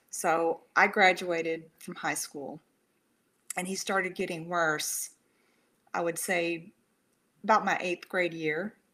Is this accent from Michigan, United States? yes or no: no; San Antonio, Texas, United States; born there; I was born in Brooke Army. It used to be Brooke Army Medical now it's you know the Burn Center in San Antonio.